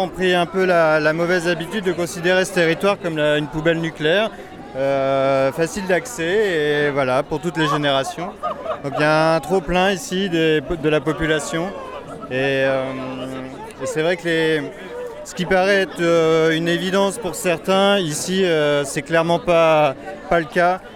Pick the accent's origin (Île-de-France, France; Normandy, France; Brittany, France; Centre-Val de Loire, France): Normandy, France; Cherbourg; je viens de La Hague aussi, enfin de Cherbourg, du Cotentin